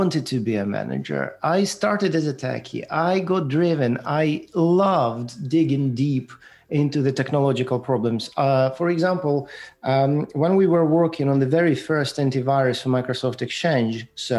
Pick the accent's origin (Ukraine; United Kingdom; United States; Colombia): Ukraine; moved away; also born or lived in Moscow, Russia; I was born in Ukraine, and it was a part of Soviet Union at the time